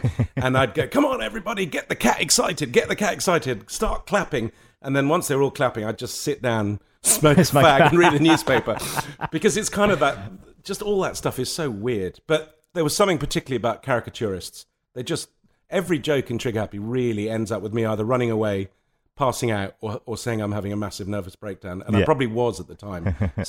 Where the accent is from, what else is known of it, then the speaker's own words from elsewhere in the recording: Lebanon; And that came from growing up in Lebanon and from going to boarding school where you were told what size your tie had to be.